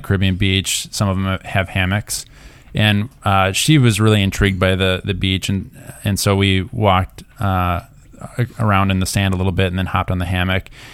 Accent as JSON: {"language": "English", "region": "Minnesota", "country": "United States", "said": "we're from Minnesota"}